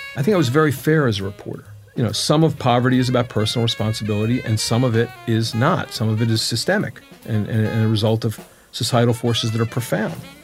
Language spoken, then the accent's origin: English; Dallas, Texas, United States; I grew up in Dallas in the Methodist Church